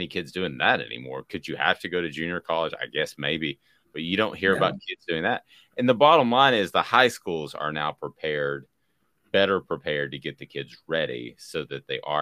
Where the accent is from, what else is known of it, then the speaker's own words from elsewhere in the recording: the South, United States; we're all from the South